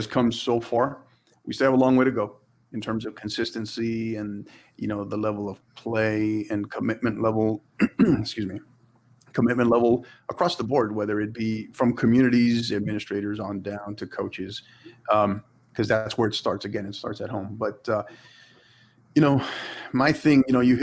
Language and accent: English; El Paso, Texas, United States; out here in El Paso